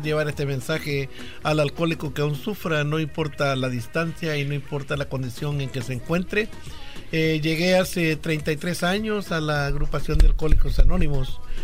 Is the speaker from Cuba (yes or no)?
no; El Salvador; moved away; Allá en mi país, El Salvador